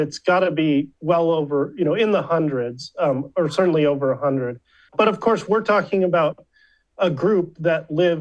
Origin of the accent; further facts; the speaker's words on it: Chicago suburbs, Illinois, United States; moved away; also born or lived in Flagstaff, Arizona / Berkeley, California; I grew up in the Chicago suburbs